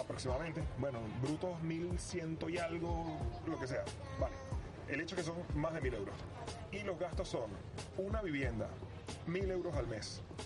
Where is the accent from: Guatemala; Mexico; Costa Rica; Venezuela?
Venezuela; moved away